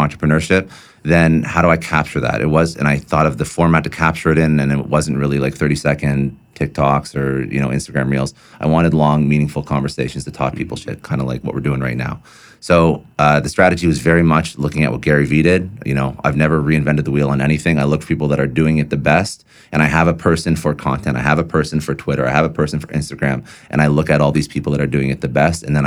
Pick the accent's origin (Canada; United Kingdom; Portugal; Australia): Canada; Toronto, Ontario; moved away as an adult; now in Miami, United States; I'm from Toronto. That's half the reason why we escaped Toronto